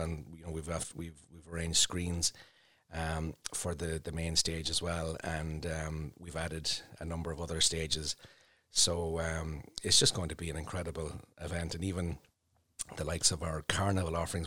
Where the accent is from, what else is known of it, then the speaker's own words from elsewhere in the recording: Portlaoise, Leinster, Ireland; also born or lived in Dublin; now in Emo, Ireland; I would have grown up in Port Leash